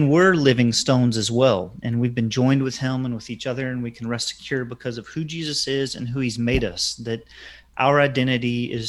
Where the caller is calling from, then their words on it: Chattanooga, Tennessee, United States; I'm just outside of Chattanooga, Tennessee.